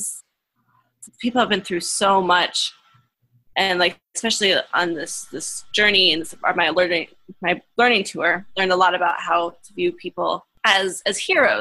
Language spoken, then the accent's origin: English; Kansas, United States; also born or lived in Berne, Indiana; now in Goshen, United States; I grew up originally in Kansas, graduated high school in Bern, Indiana